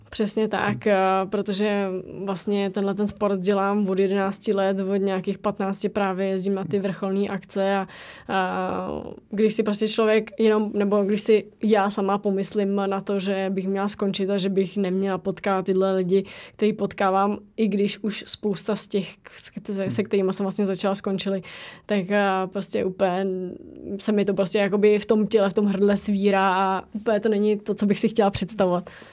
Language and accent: Czech; Czechia; jsme z České republiky